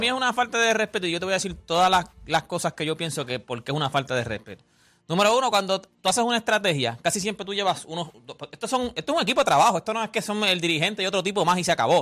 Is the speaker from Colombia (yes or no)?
no; Puerto Rico; para nosotros los boricuas a lo mejor nosotros hacemos un nicho aquí en Puerto Rico